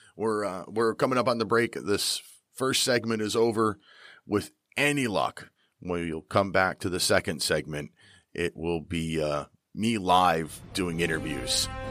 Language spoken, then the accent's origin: English; Pennsylvania, United States; I am from Pennsylvania